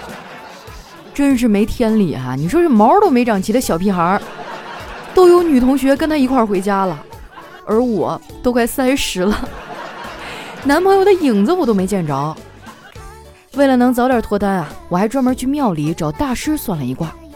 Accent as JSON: {"language": "Chinese", "region": "Northeast China", "country": "China", "moved": "yes", "said": "我们东北那边都是蘸麻将和腐乳"}